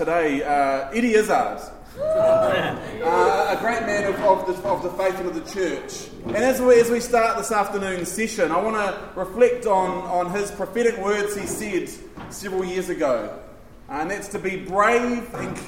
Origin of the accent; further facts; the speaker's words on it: Taranaki, New Zealand; I'm from Taranaki.